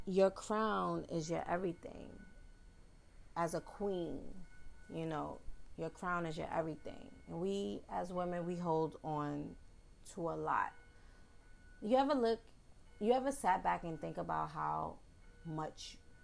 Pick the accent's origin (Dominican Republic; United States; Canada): United States; New York City, New York; accent: New York; I am a Bronx native. Yes, I'm from the Bronx, and you will hear my New York slang, my New York accent